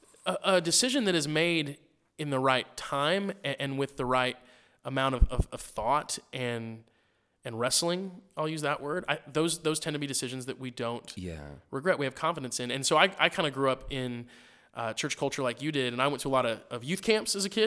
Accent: Missouri, United States; I grew up in Missouri and sweet tea was like

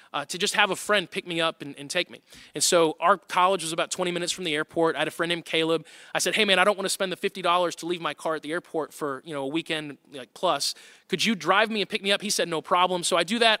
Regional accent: Tornado Alley, United States; I grew up in Tornado Alley

